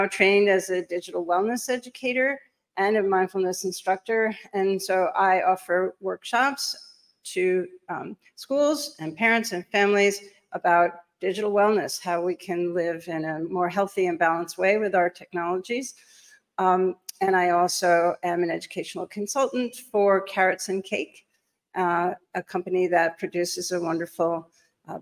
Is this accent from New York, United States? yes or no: yes; New York City, New York, United States; I'm a New Yorker. I'm coming to you live from Manhattan